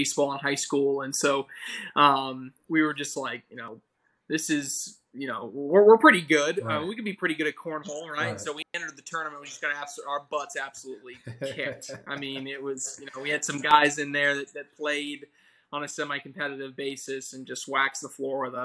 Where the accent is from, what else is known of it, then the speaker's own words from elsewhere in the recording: Charlotte, North Carolina, United States; moved away as an adult; now in Rock Hill, United States; My parents moved me down to Charlotte, North Carolina. Okay, so that's where I went to middle and high school.